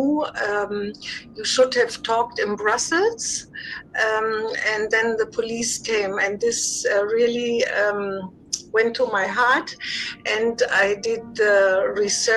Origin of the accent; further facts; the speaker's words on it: Hildesheim, Lower Saxony, Germany; now in Fürstenberg, Germany; I was born in Hildesheim. It's West Germany, near Hanover.